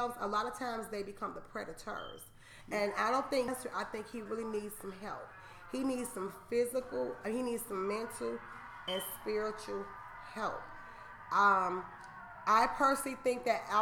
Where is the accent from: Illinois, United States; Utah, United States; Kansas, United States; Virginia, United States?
Illinois, United States; Chicago; I'm from Chicago. Okay, born and raised.